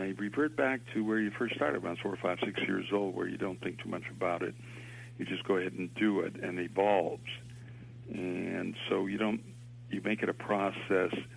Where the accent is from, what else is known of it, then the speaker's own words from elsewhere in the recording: Boston, Massachusetts, United States; I was born in Boston